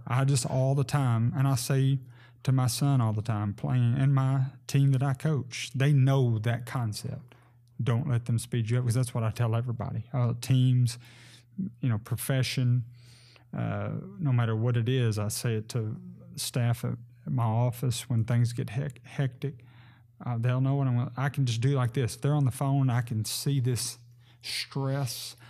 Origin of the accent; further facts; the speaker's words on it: Sebree, Kentucky, United States; moved away as an adult; now in Henderson, United States; I grew up in Sebree and was, uh, a lifelong member of Sebree First Baptist Church